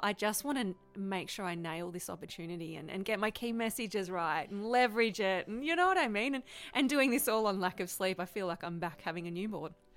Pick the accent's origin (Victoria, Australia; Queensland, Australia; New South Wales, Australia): Victoria, Australia; I'm from Victoria